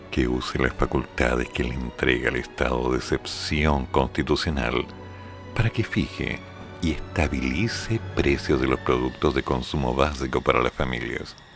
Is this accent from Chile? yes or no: yes; Chiloé, Los Lagos, Chile; born there; Chiloé no es la oficina, yo nací en Chiloé.